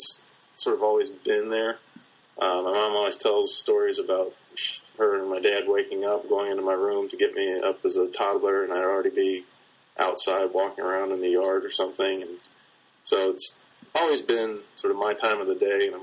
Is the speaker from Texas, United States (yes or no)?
no; Cincinnati, Ohio, United States; moved away as an adult; also born or lived in New Orleans / Carbondale; I was born and raised in Cincinnati